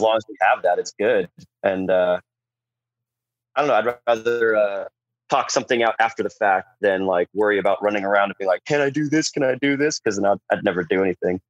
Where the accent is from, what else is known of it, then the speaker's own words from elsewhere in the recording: San Diego, California, United States; growing up in San Diego